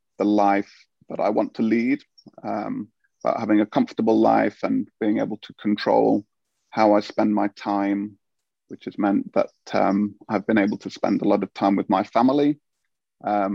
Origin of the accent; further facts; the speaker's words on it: United Kingdom; moved away as an adult; now in Finland; being a Brit here